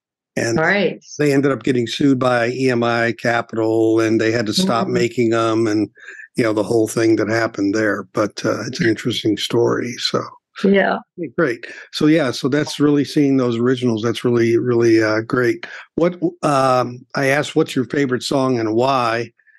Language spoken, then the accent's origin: English; Gary, Indiana, United States; I grew up in Gary, Indiana.